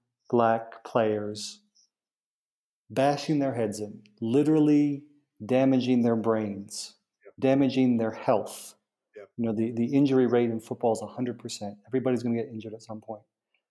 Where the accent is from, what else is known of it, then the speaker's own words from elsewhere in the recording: New England, United States; moved away; also born or lived in Mississippi; I grew up in New England, so I was a Patriots fan, Brady fan